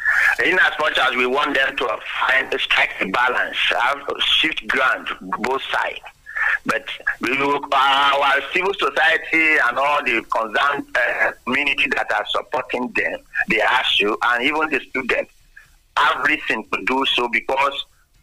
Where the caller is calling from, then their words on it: Yaba, Lagos, Nigeria; Yeah, Engineer … from Yaba, Lagos.